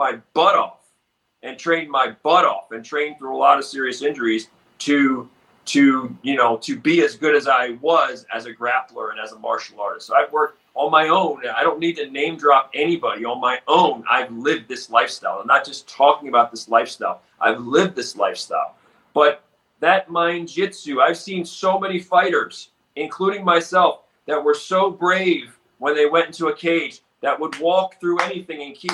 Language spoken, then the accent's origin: English; Baltimore, Maryland, United States; I grew up in Baltimore